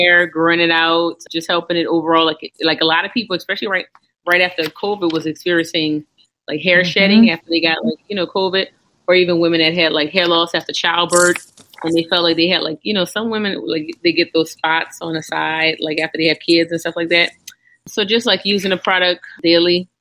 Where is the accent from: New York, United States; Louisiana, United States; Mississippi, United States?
Louisiana, United States; New Orleans; I'm from New Orleans. It's hot down here.